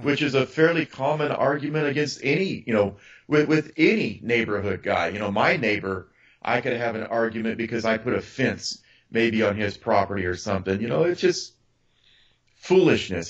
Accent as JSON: {"language": "English", "region": "Arizona", "country": "United States", "said": "I'm from Arizona"}